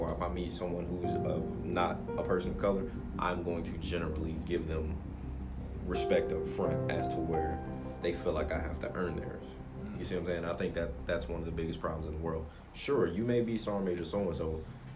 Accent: near Fort Rucker, Alabama, United States; moved away as an adult; now in Fort Campbell, United States; not very many people get stationed 30 minutes away from home.

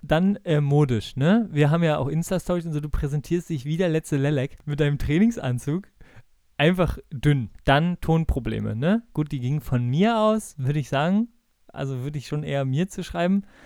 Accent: Bremen, Germany; ich komme ja aus Bremen und meine ganze Familie ist äh, Werder-Fans

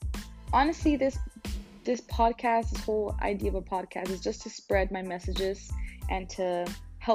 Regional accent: Brownsville, Texas, United States; now in San Antonio, United States; I am from San Antonio, Texas. Well, I was born and raised in Brownsville, in the Valley. But I now live in San Antonio, Texas. I'm 21 years old

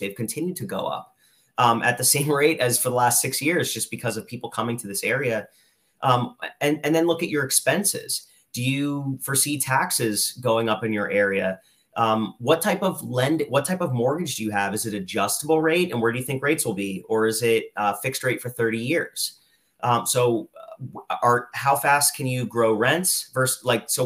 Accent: Lehigh Valley, Pennsylvania, United States; I'm from the Lehigh Valley. I went to school here, I went to college here

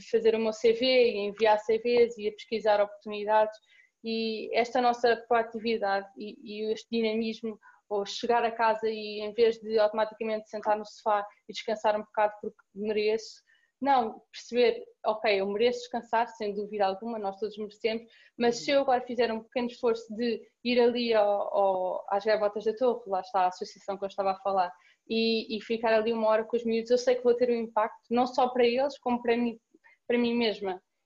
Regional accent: Cascais, Lisbon, Portugal; Sou de Cascais, como disseste, tenho 21 anos

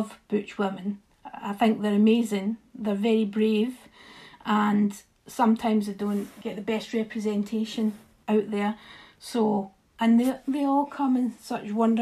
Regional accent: Scotland, United Kingdom; I love even being Scottish

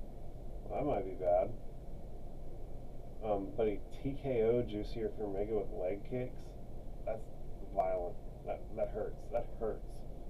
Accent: Texas, United States; I'm from Texas

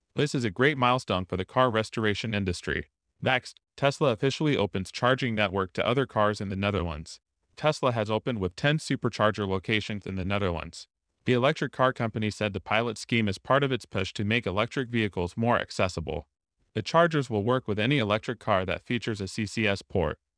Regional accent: Tennessee, United States; here in my home state

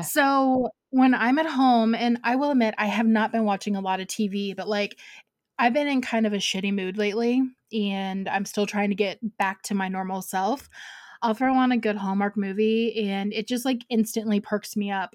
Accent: Ohio, United States; now in Georgia, United States; I grew up in Ohio, so, like, I know snow

